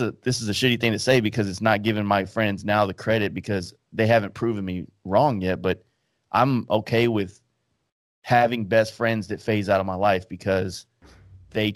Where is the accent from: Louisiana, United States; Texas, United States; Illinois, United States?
Texas, United States; Dallas; I'm from Dallas